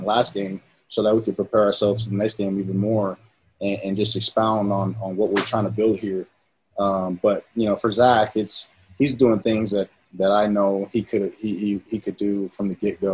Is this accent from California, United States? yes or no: yes; San Diego, California, United States; born or raised there; moved away as an adult; now in Utah, United States